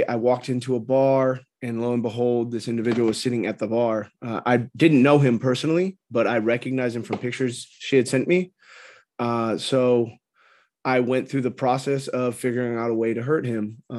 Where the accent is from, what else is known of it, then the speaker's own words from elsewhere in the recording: California, United States; So I grew up in Orange County, California. There's a lot of misconceptions about Orange County.